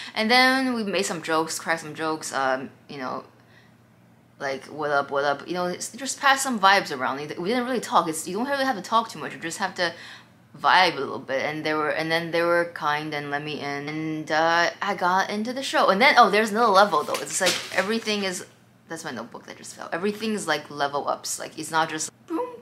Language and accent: English; Sag Harbor, New York, United States; I'm from Sag Harbor